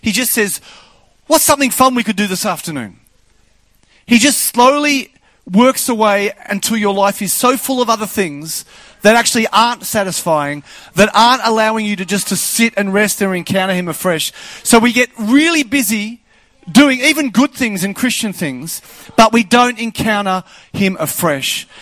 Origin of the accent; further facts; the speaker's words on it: Australia; I'm Australian